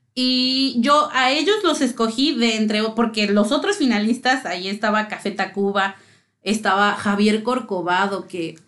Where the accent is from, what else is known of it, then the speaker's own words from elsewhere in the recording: Mexico City, Mexico; soy de la Ciudad de México